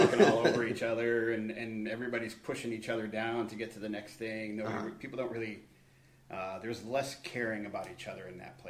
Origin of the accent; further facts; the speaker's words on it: Connecticut, United States; now in Alaska, United States; Born and raised in the state of Connecticut.